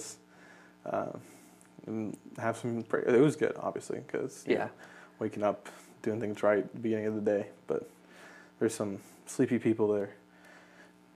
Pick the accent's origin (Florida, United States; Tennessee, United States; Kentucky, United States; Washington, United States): Kentucky, United States; also born or lived in Canada; I was born in Canada, but I've lived in Kentucky for most of my life